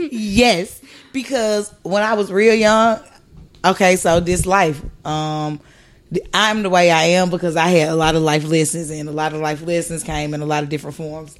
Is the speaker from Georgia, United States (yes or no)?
yes; Atlanta, Georgia, United States; I'm from Atlanta. I'm from the South.